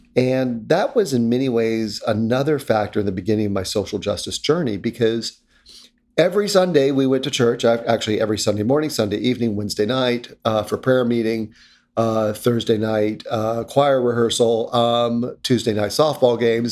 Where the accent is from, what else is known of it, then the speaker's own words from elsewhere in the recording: North Carolina, United States; now in Connecticut, United States; When I was a little kid growing up in North Carolina in the nineteen seventies